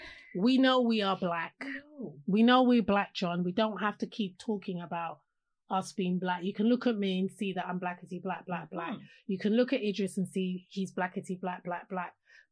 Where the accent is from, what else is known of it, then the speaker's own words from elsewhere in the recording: London, United Kingdom; I grew up in London.